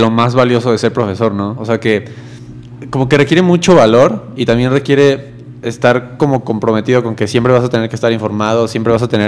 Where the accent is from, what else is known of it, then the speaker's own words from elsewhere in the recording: Mexico; cómo somos como cultura, como mexicanos